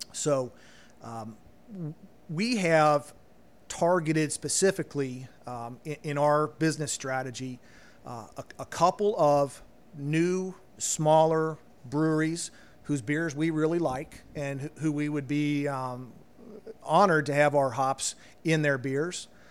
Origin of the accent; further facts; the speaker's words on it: Loveland, Ohio, United States; moved away as an adult; growing up in Cincinnati